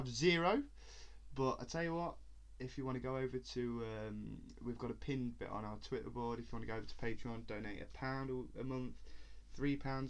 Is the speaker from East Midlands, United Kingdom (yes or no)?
yes; Leicester, East Midlands, United Kingdom; from Leicester, England.